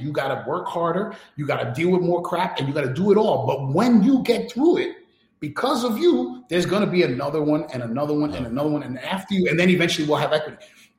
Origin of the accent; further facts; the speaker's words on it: New York City, New York, United States; I grew up in New York City where Malcolm X was praised as a hero in school.